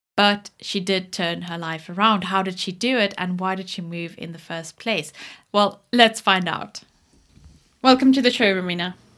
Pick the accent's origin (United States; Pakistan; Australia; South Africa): South Africa; moved away; where I grew up in South Africa